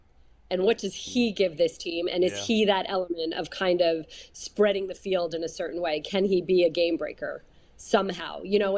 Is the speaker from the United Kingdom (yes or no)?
no; New Jersey, United States; born or raised there; also born or lived in New York City